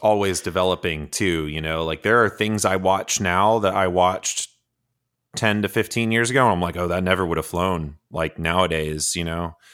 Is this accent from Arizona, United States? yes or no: no; Georgia, United States; I grew up in Georgia